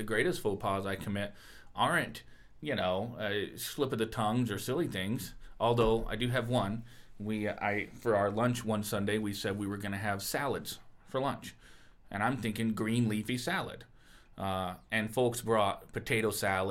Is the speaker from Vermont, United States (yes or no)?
no; New York, United States; moved away; also born or lived in Zambia; I am from New York, but I also was in Zambia